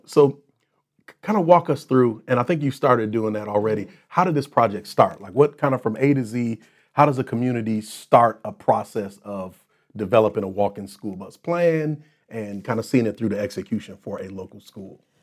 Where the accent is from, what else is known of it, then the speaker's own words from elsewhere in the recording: Racine, Wisconsin, United States; my hometown of Racine, where I grew up